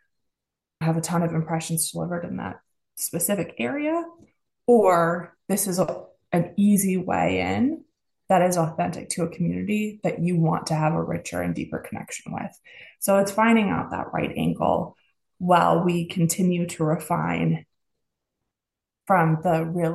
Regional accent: United States; accent: American; you hear my accent, I'm American.

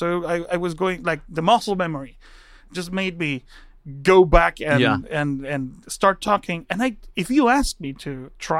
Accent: Guatemala; English is a second language; moved away as an adult; I never got to speak it because mm-hmm. in Guatemala, nobody speaks English.

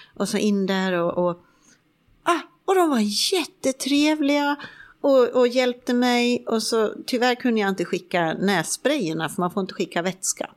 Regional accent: Sweden; moved away as an adult; now in Spain; hemma i Sverige

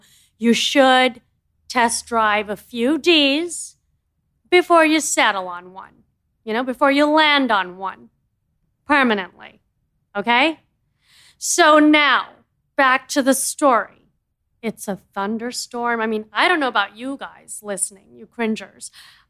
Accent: India; As you know, I'm an Indian girl. We are all in the family plan.

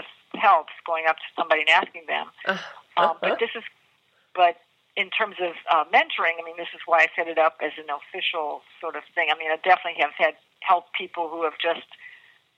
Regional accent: New Orleans, Louisiana, United States; I'm from New Orleans

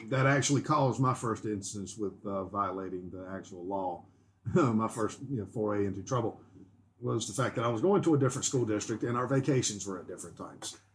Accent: North Carolina, United States; where I grew up

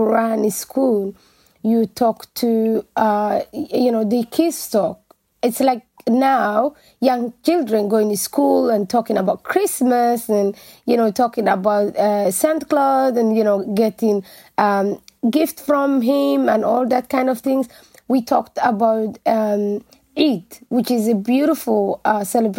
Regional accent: Mogadishu, Banaadir, Somalia; moved away as an adult; also born or lived in Dublin, Ireland; now in Ireland; I was born actually in Mogadishu, and because during the war, we just went and lived outside Mogadishu.

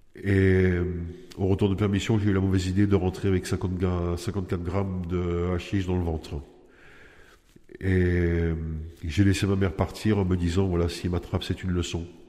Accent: Nice, Provence-Alpes-Côte d'Azur, France; j'ai 49 ans, je viens de Nice.

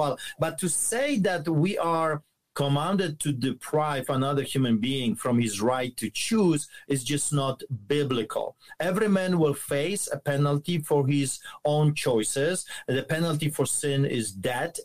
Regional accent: Poland; moved away; as you can tell by my accent, I grew up behind the Iron Curtain under the boots of the Soviets in communism and socialism

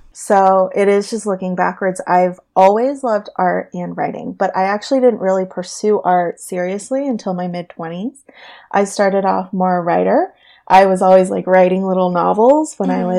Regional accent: Orange County, California, United States; also born or lived in San Diego; now in Los Angeles, United States; I was born and raised in Orange County

